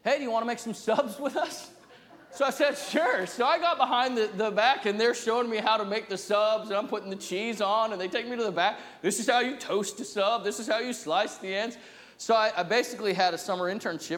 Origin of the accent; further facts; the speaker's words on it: New Jersey, United States; now in New England, United States; I'm from New Jersey